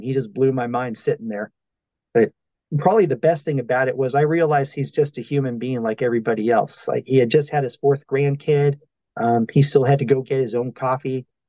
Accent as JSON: {"language": "English", "town": "El Paso", "region": "Texas", "country": "United States", "tie": "born or raised there", "said": "I am from El Paso, Texas"}